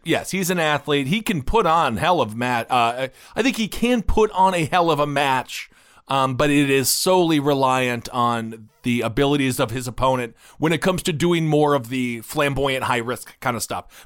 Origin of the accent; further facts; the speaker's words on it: Wisconsin, United States; I'm from Wisconsin